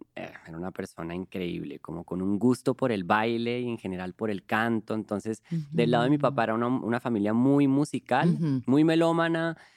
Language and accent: Spanish; Colombia; now in Mexico; Yo soy un cantante colombiano